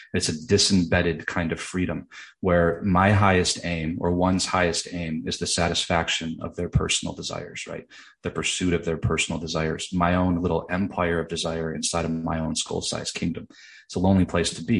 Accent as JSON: {"language": "English", "town": "Grand Rapids", "region": "Michigan", "country": "United States", "tie": "born or raised there", "said": "as a middle class kid growing up in West Michigan"}